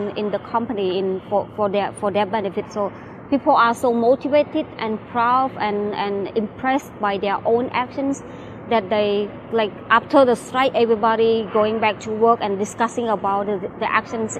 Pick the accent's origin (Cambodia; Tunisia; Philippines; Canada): Cambodia; I'm from Cambodia.